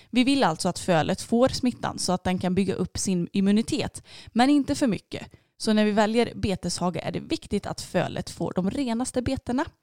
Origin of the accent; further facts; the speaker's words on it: Stockholm area, Stockholm County, Sweden; moved away; jag kommer uppifrån Stockholmsområdet och eh, min familj bor fortfarande kvar där uppe